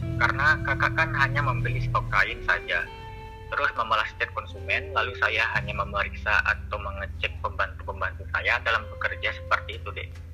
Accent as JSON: {"language": "Indonesian", "town": "Pekanbaru", "region": "Riau", "country": "Indonesia", "said": "asal saya dari Pekanbaru"}